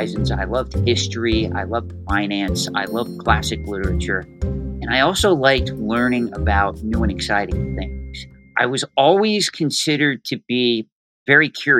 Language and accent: English; Boyertown, Pennsylvania, United States; I grew up in Boyertown, Pennsylvania, which is located roughly 25 minutes from King of Prussia